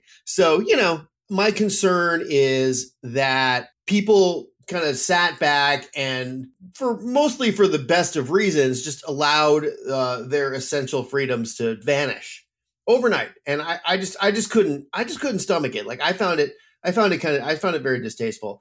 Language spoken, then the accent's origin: English; Phoenix, Arizona, United States; I grew up in Phoenix, so it's a place that I know pretty well